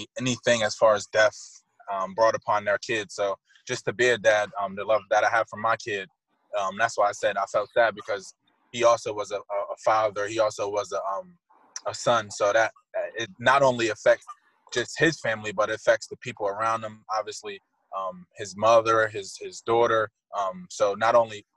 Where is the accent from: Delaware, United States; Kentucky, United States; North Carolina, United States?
Delaware, United States; Wilmington; Born and raised in Wilmington, Delaware.